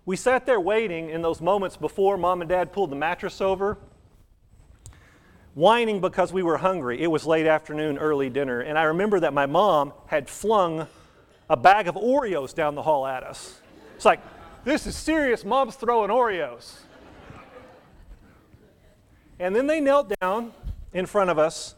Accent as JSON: {"language": "English", "town": "Wichita Falls", "region": "Texas", "country": "United States", "tie": "born or raised there", "moved": "yes", "said": "I grew up in Wichita Falls, up around Wichita Falls"}